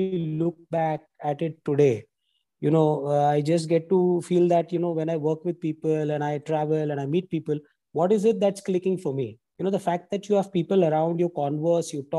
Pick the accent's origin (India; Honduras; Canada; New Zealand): India; Mumbai, Maharashtra; I've actually been born and brought up in Mumbai